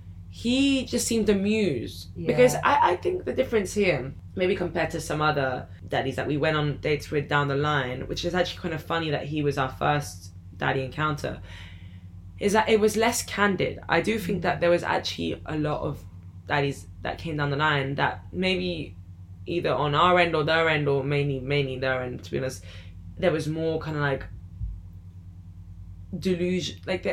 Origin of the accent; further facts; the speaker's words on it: Iran; as soon as I said I was from Iran